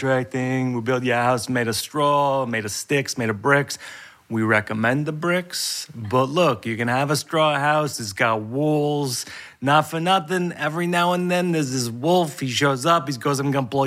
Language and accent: English; Massachusetts, United States; moved away; I grew up in Massachusetts, which is a state that's made of mildew